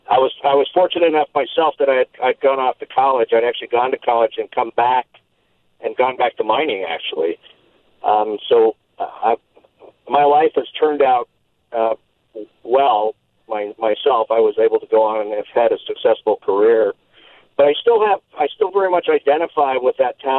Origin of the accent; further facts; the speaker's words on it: Leadville, Colorado, United States; moved away as an adult; now in Fredericksburg, United States; I grew up in Leadville, Colorado, which was a mining town in the central mountains in Colorado. And when I grew up, it was very much a mining town.